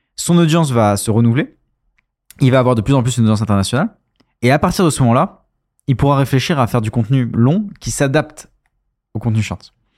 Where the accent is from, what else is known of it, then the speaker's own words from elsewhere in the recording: France; on est français